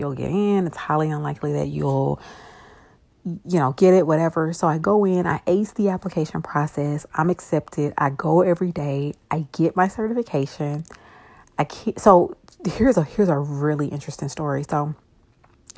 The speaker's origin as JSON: {"language": "English", "town": "Shreveport", "region": "Louisiana", "country": "United States", "tie": "born or raised there", "said": "I am originally from Shreveport, Louisiana"}